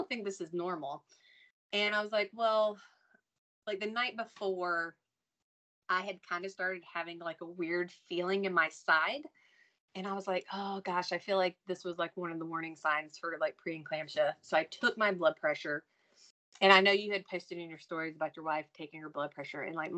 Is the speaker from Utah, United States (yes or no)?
no; North Carolina, United States; I'm from North Carolina